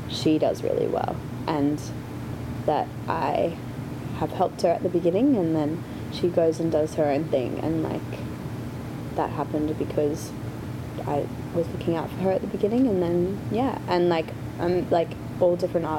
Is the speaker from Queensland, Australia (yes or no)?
yes; Brisbane, Queensland, Australia; moved away as an adult; now in Los Angeles, United States; I'm from Brisbane